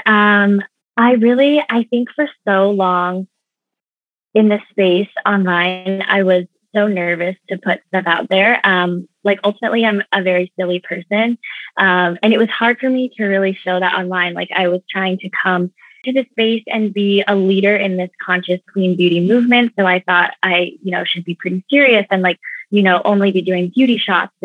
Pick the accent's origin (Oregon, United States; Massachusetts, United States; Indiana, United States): Oregon, United States; moved away; also born or lived in New York; I grew up in Oregon